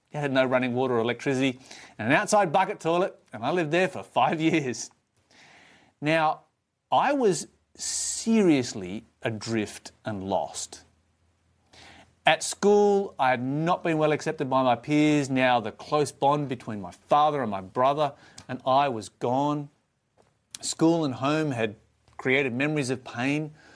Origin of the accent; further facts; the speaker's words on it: Australia; I was born in Australia